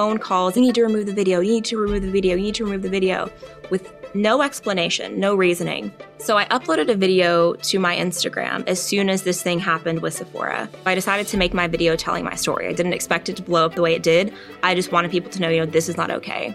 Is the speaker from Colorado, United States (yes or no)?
no; Tennessee, United States; also born or lived in Richmond, Virginia; I was born in Richmond, Virginia, but as a baby, we moved to Tennessee, so I don't remember anything about Virginia. All my memories are growing up in Tennessee